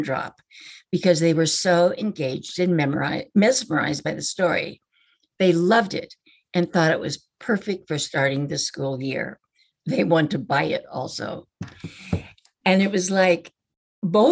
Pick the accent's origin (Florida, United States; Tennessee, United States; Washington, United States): Washington, United States; where I grew up in Washington State